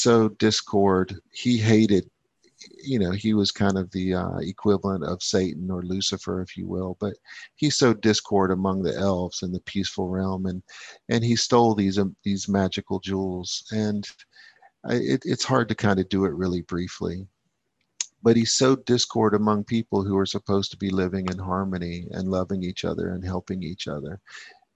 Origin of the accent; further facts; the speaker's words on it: United States; moved away; I'm vested in America and I will be back, and I'm American to the core